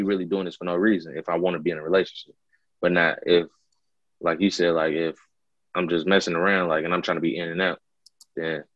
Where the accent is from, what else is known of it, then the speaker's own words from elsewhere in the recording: Chicago, Illinois, United States; growing up in Chicago